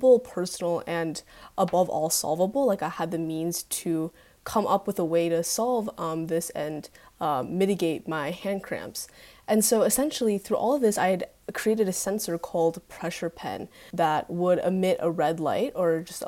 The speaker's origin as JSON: {"language": "English", "town": "Greenwich", "region": "Connecticut", "country": "United States", "said": "I'm from Greenwich, and I go to Greenwich High School currently."}